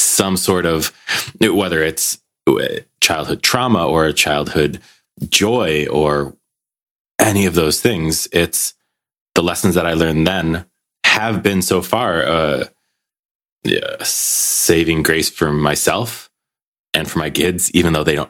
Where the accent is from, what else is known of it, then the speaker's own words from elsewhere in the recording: United States; now in Belgium; living in Belgium, being American